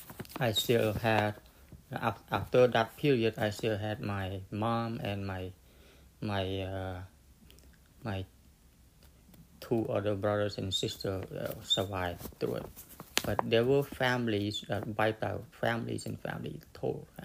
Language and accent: English; Cambodia; moved away; I come from Cambodia.